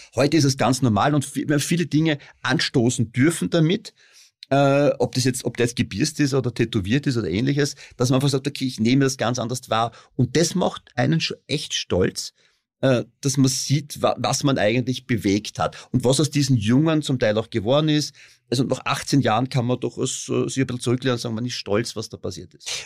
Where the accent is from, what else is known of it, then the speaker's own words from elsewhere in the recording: Styria, Austria; ich komme aus der Steiermark